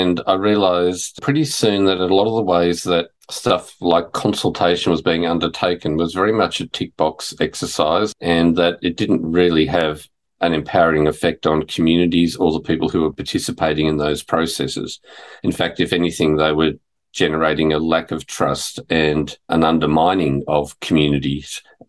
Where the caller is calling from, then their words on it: Fitzroy, Victoria, Australia; I'm joining you from Wurundjeri, Woiwurrung country, part of the Kulin Nation, and Fitzroy